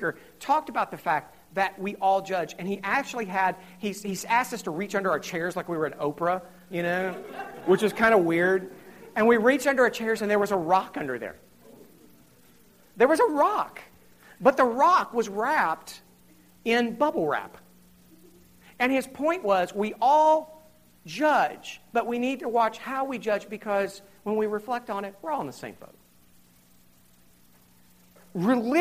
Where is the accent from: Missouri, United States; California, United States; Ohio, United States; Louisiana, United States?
Ohio, United States; Southern; I grew up in Southern Ohio. I live in Southern Ohio